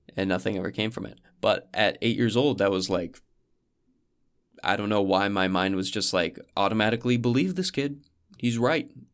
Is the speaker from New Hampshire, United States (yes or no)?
yes; New Hampshire, United States; skiing at my hometown ski lodge